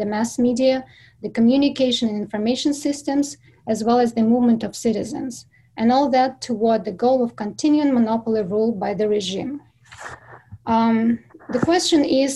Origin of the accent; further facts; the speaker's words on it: Belarus; moved away as an adult; now in United States; I come from Belarus. I was born there, grew up, and lived most of my life in Belarus before I moved to the United States